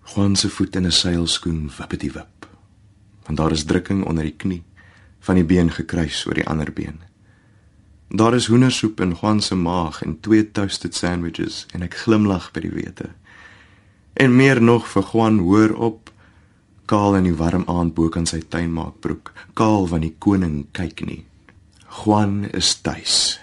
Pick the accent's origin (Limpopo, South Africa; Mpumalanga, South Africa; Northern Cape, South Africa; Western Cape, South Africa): Mpumalanga, South Africa; Nelspruit; Ek is al die pad van Nelspruit in Mpumalanga